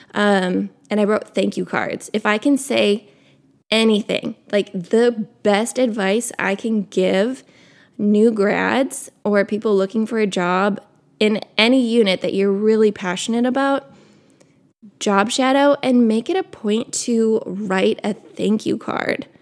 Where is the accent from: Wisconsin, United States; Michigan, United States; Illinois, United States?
Wisconsin, United States; I grew up in Wisconsin.